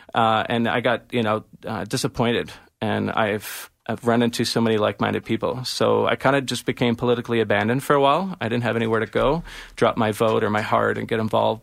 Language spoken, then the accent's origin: English; Ontario, Canada; also born or lived in Toronto / Saskatchewan; now in Alberta, Canada; I'm originally from Ontario and I was living in Toronto for a really long time.